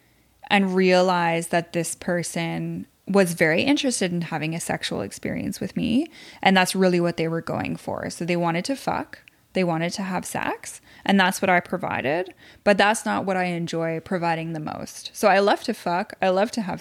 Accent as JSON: {"language": "English", "town": "Quebec City", "region": "Quebec", "country": "Canada", "moved": "yes", "lives_now": "Ottawa, Canada", "said": "I'm from Quebec City."}